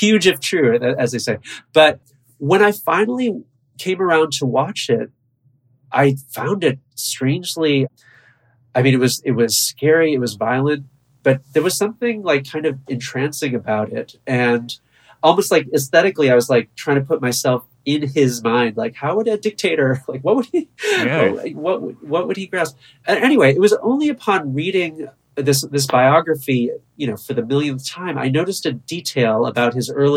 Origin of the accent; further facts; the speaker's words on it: Buffalo, New York, United States; now in New York, United States; I've been in New York for a long time, but I was born and raised in Buffalo.